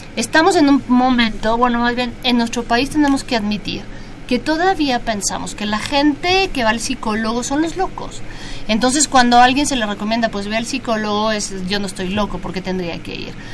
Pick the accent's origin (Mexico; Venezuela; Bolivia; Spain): Mexico; nuestro país